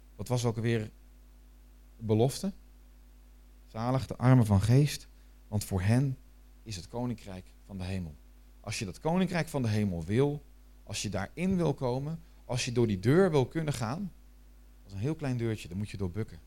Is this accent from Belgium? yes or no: no; Netherlands; ik ben Nederlander.